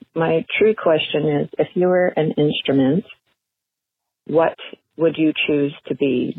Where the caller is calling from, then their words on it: Saskatchewan, Canada; I'm calling from Saskatchewan, Canada.